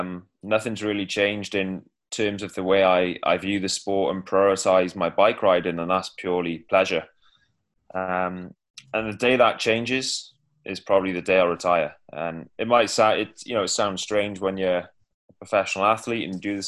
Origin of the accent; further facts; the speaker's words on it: Cardiff, Wales, United Kingdom; I'm from Cardiff